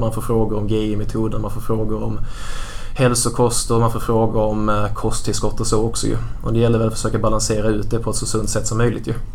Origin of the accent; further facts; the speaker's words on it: Stehag, Skåne, Sweden; Jag är uppvuxen i Mellanskåne i en liten, eh, liten ort som heter Stehag